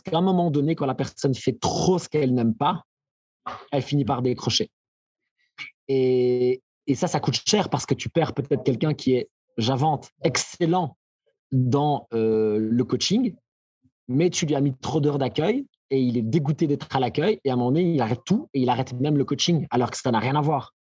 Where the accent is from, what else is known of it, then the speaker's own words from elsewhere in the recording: Belgium; chez nous, en Belgique